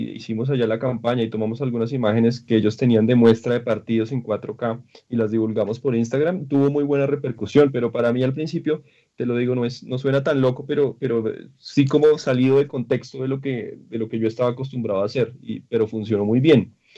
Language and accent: Spanish; Colombia; yo soy de Colombia